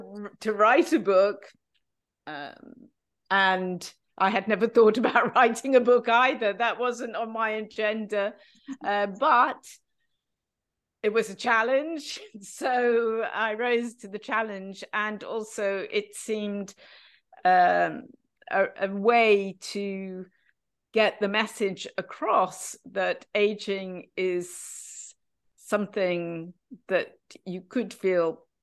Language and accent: English; United Kingdom; So Alain is French and Dutch, and I am British. He didn't want to live in London. I didn't want to live in Amsterdam, where he was at the time.